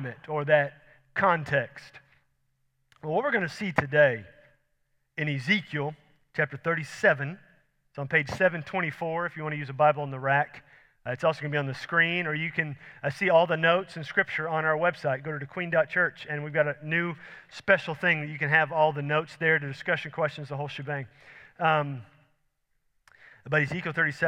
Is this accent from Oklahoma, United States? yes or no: no; Houston, Texas, United States; I grew up in Houston, sea level